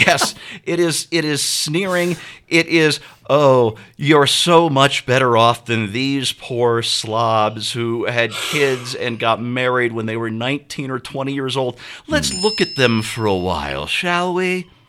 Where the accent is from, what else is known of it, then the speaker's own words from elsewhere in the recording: St. Louis, Missouri, United States; I grew up in St. Louis, which in some ways is a great town.